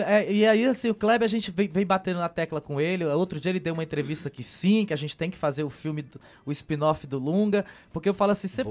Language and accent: Portuguese; Ceará, Brazil; quando saio do Ceará, que chego no Sudeste como ator nordestino, sou questionado pelo meu sotaque